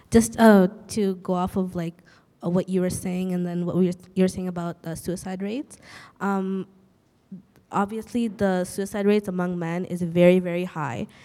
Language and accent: English; Bangladesh; now in Canada; I'm from Bangladesh